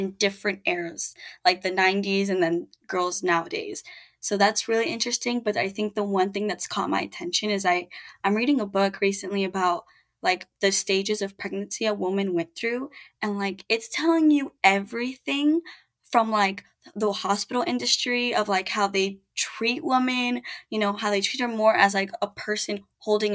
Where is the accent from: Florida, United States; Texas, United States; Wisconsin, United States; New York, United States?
Florida, United States; Miami; I grew up in Miami